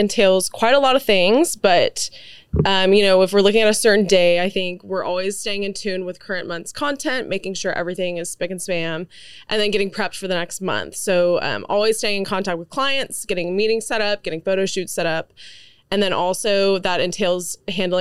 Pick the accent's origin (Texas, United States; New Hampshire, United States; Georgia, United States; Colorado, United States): Texas, United States; Dallas; also born or lived in Lubbock, Texas; I grew up in the Park Cities here in Dallas